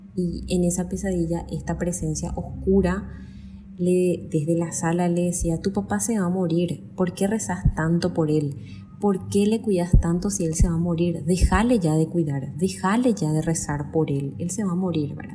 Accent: Paraguay; soy de Paraguay.

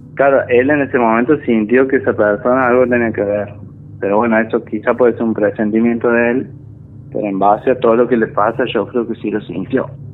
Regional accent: Santiago del Estero, Argentina; now in Córdoba, Argentina; Soy de Santiago del Estero, pero vivo acá hace muchos años y ya me radiqué acá

